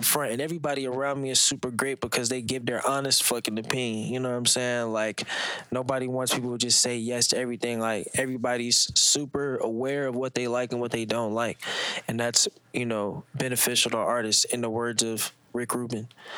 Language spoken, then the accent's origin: English; St. Louis, Missouri, United States; I'm from St. Louis, so I damn near am representing St. Louis